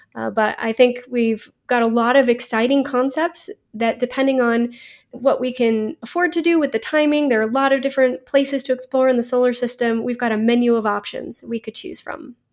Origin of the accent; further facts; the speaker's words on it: Florida, United States; I grew up in Florida